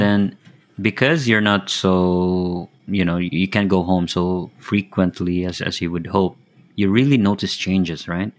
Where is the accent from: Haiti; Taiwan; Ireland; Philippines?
Philippines; moved away as an adult; now in Japan; now Japan, but um, originally from the Philippines